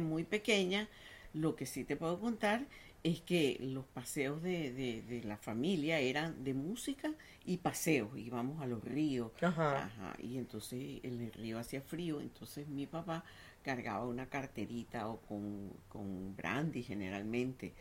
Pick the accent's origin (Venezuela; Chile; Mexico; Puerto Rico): Venezuela; also born or lived in Paris; los venezolanos no éramos inmigrantes